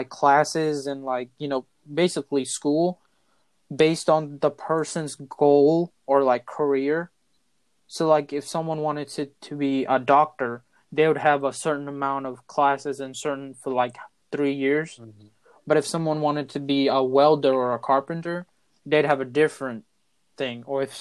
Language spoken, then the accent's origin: English; United States; I'm American